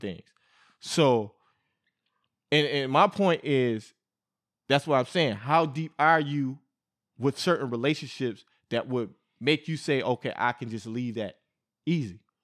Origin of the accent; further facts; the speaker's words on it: New York, United States; I'm from New York, man. I'm from New York